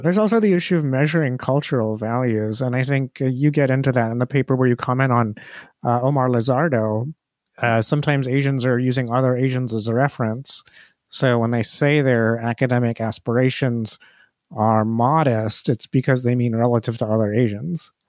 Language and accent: English; India; now in United States; I'm Indian. I migrated to the United States from India